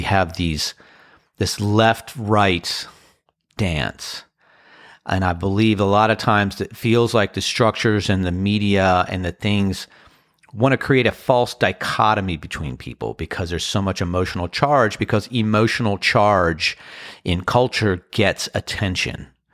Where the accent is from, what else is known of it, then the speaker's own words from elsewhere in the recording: Annapolis, Maryland, United States; also born or lived in Washington, D.C. / Crofton, Maryland; Washington, D C, Annapolis, Crofton, Maryland. Those are my hometown